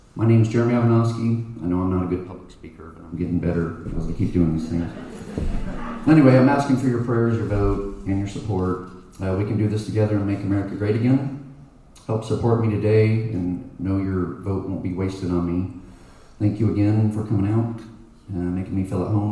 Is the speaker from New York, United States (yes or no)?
no; Plano, Texas, United States; also born or lived in Dallas; I was raised in Plano.